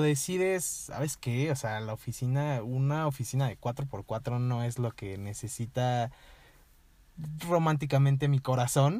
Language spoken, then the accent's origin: Spanish; Toluca, State of Mexico, Mexico; moved away as an adult; now in San Miguel de Allende, Mexico; soy de aquí de Toluca también